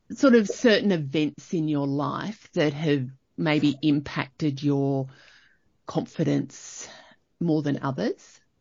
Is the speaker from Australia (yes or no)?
yes; Young, New South Wales, Australia; now in Canberra, Australia; I grew up in Young